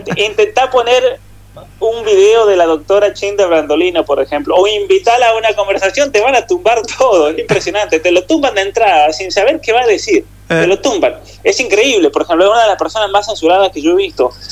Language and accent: Spanish; Argentina; now in Canada; aquí somos todos argentinos